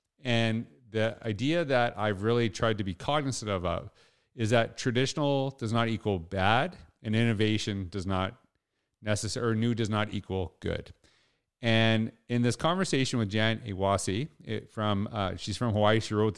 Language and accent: English; Canada; I don't know if I'm allowed there as a Canadian right now, so who knows, right?